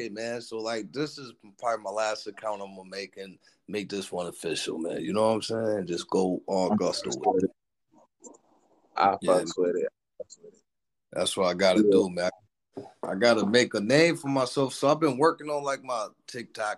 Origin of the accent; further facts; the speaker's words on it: Niagara Falls, New York, United States; I'm born and raised in Niagara Falls, New York